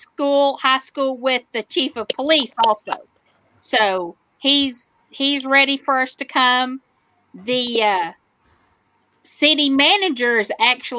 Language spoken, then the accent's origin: English; Cisco, Texas, United States; Cisco was my hometown growing up. I was born and raised there.